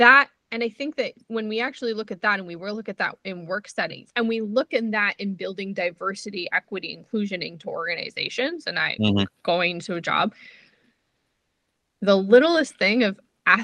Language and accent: English; New Jersey, United States; accent: New Jersey or New Yorker; also born or lived in Israel; I grew up in New Jersey. Like I definitely say things that like sound like New Jersey or New Yorker